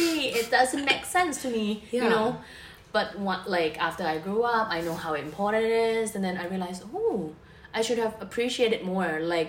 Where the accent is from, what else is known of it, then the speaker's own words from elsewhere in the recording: Bangkok, Thailand; I was born in Bangkok, Thailand. So basically I've been hanging around Thailand for my whole life. So I'm 31 years old now.